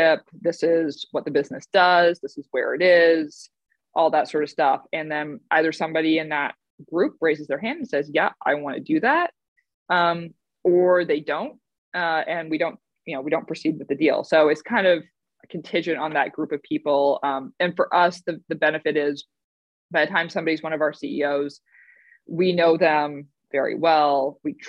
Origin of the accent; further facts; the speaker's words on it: Canada; moved away; I grew up in Canada